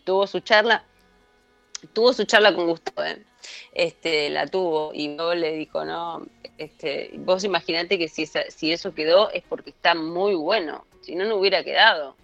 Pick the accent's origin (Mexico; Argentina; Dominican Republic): Argentina; Buenos Aires; en la República Separatista de Barraca, de donde vengo yo